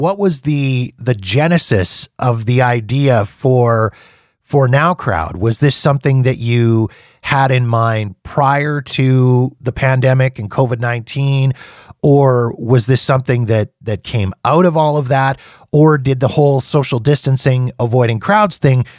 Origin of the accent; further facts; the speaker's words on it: Canada; Even as a Canadian